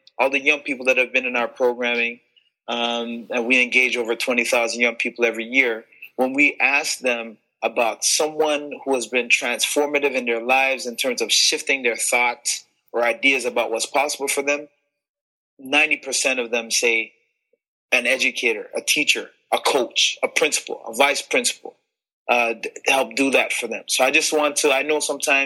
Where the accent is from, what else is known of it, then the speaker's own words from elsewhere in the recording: Toronto, Ontario, Canada; also born or lived in Montego Bay, Jamaica / Illinois, United States; now in Brampton, Canada; I came to Toronto when I was 3 years old